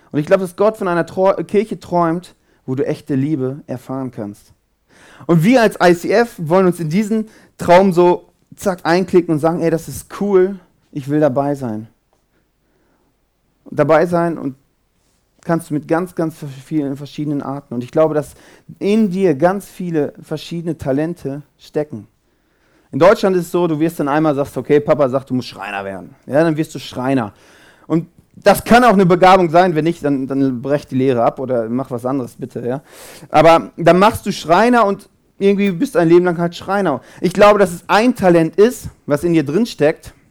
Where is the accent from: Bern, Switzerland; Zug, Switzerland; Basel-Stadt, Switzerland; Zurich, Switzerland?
Zurich, Switzerland; Ich komme aus Zürich.